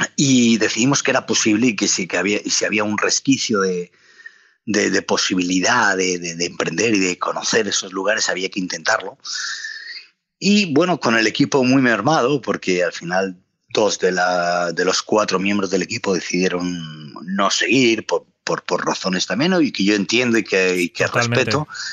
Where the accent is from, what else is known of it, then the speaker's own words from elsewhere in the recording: Palencia, Castile and León, Spain; also born or lived in Madrid; Palencia, ¿no? Que es, que es donde yo nací